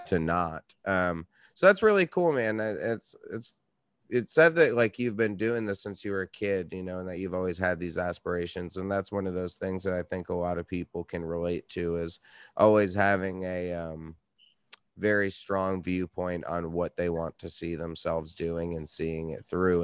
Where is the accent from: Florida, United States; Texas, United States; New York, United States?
New York, United States; Red Hook; moved away as an adult; now in Brooklyn, United States; I live in Brooklyn, but I grew up in upstate New York.